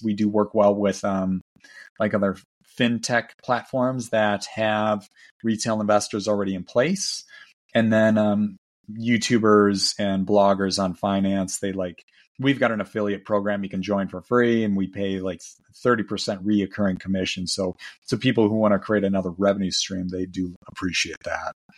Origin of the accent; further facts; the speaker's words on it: Milwaukee, Wisconsin, United States; my hometown, Milwaukee